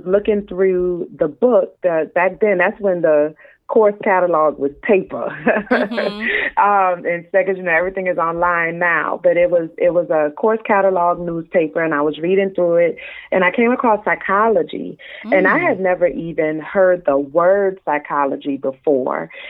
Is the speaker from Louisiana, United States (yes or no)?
yes; New Orleans, Louisiana, United States; now in South Florida, United States; I'm from New Orleans, but my husband and I live in South Florida